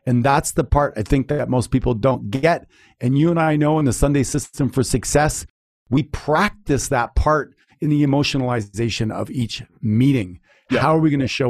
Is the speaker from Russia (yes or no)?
no; Canada; I'm from Canada